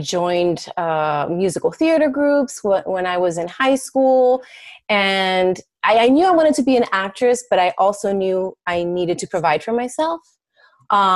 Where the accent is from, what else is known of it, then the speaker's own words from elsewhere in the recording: Miami, Florida, United States; first language Spanish; English is a second language; moved away as an adult; now in Chicago, United States; I was born and raised in Miami, Florida